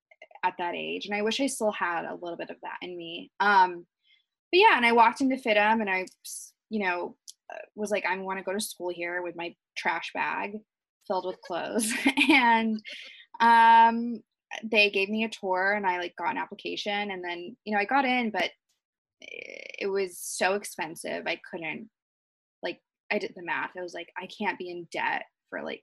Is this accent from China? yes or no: no; Wichita, Kansas, United States; moved away as an adult; now in Los Angeles, United States; we grew up in Wichita, Kansas, like back home